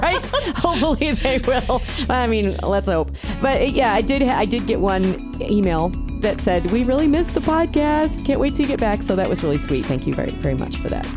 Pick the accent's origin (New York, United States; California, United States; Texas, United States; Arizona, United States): New York, United States; upstate; accent: upstate New York; moved away; I still sound like I'm from upstate New York